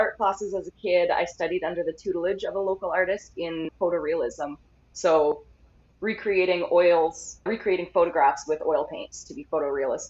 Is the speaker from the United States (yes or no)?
no; Canada; I'm a Canadian artist